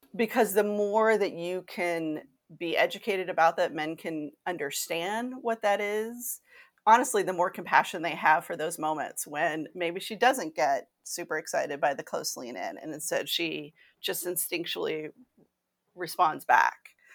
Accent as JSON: {"language": "English", "region": "Kentucky", "country": "United States", "tie": "born or raised there", "said": "I grew up Catholic in Kentucky."}